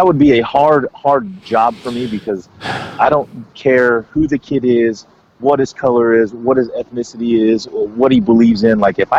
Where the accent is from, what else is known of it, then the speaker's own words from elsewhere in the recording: Texas, United States; Yeah, I'm from Texas.